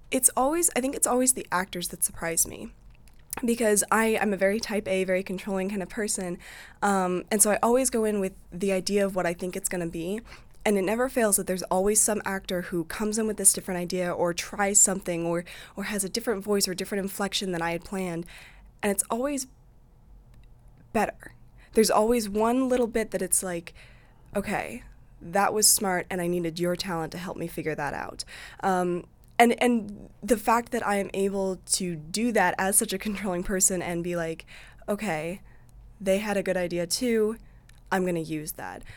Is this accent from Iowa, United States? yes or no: yes; Eldridge, Iowa, United States; I'm from Eldridge, which is basically like Davenport